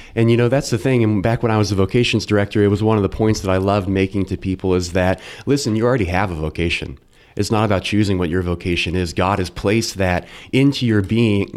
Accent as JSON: {"language": "English", "town": "Carmel", "region": "Indiana", "country": "United States", "tie": "born or raised there", "also_born_or_lived": "Westfield / Lafayette / Logansport / Delphi", "lives_now": "Noblesville, United States", "said": "I grew up in Carmel and went to Our Lady of Mount Carmel schools through grade school, Carmel High School"}